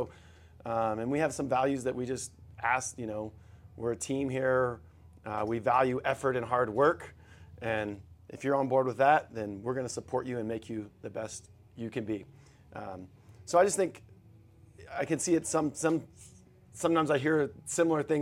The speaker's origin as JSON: {"language": "English", "region": "Texas", "country": "United States", "said": "yeah for sure, and I take pride in like being a Texan"}